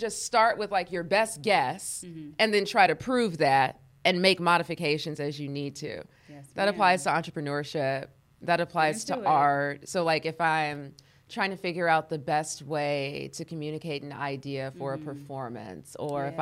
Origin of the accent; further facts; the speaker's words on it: Los Angeles, California, United States; I grew up here in LA. Mm-hmm. So I'm a native, born and raised